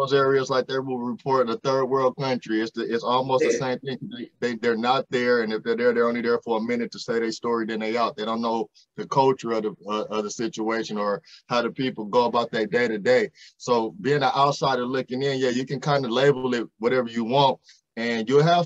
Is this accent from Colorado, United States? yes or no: no; Los Angeles, California, United States; moved away as an adult; now in Bakersfield, United States; I'm from LA, like you said, South Central Los Angeles, but I currently reside about 130 miles out in Bakersfield, California